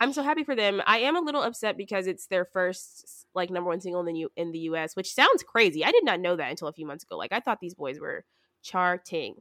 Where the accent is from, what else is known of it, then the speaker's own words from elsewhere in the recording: the South, United States; moved away; I'm from the South